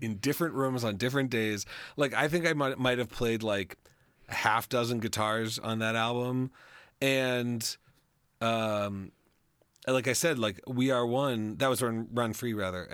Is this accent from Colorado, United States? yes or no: yes; Colorado, United States; moved away as an adult; also born or lived in Chicago; I grew up in Colorado, and we've we've returned to my home